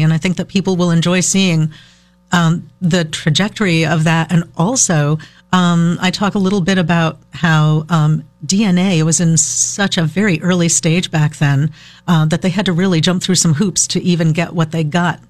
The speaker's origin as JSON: {"language": "English", "town": "Burlington", "region": "Vermont", "country": "United States", "tie": "born or raised there", "said": "I grew up here, and I grew up in Burlington's Old North End for a long period of time, and then as an adult bought a house there, lived there for a while"}